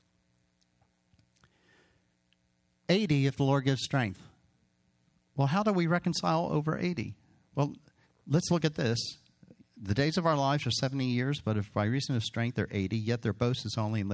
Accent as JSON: {"language": "English", "town": "Hatboro", "region": "Pennsylvania", "country": "United States", "tie": "born or raised there", "moved": "yes", "said": "I grew up on Byberry Road in Hatboro"}